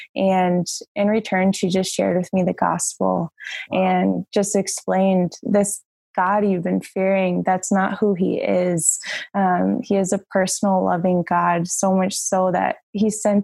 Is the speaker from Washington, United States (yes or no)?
no; Tampa, Florida, United States; now in Minnesota, United States; I grew up in Tampa, Florida.